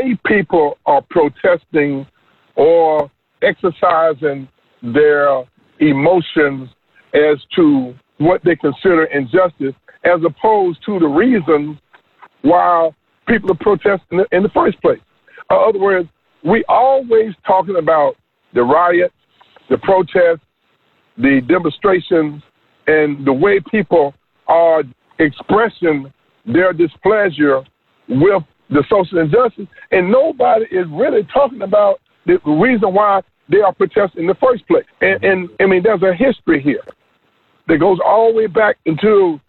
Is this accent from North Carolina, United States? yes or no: yes; North Carolina, United States; moved away as an adult; also born or lived in Oklahoma; I grew up in North Carolina for 18 years